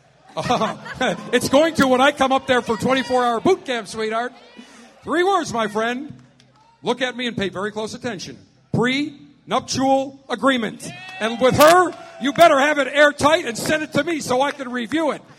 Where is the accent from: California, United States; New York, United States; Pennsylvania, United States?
New York, United States; Buffalo; now in Tampa, United States; the Buffalo Alpha Pleasure Fest, my hometown